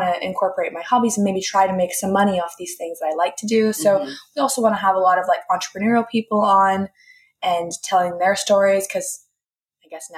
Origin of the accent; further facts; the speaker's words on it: San Diego, California, United States; also born or lived in Temecula; Like I was kind of from San Diego, kind of from Temecula area. And then I lived in LA for college.